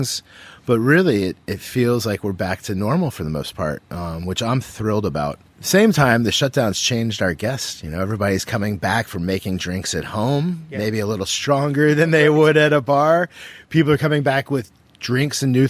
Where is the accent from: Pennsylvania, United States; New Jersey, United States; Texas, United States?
Texas, United States; moved away as an adult; also born or lived in Las Vegas / New York; now in Miami, United States; born and raised in Texas, seventh generation, you'll hear my y'alls come out a lot